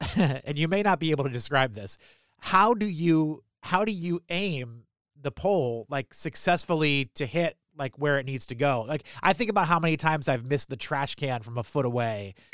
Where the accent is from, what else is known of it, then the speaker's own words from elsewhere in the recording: New Hampshire, United States; moved away as an adult; also born or lived in Philadelphia / Washington, D.C. / Baltimore; I grew up in New Hampshire